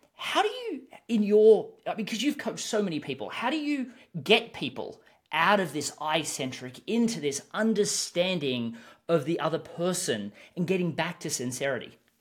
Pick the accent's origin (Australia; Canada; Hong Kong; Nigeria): Australia; I'm an Australian, so I tend to speak a little bit faster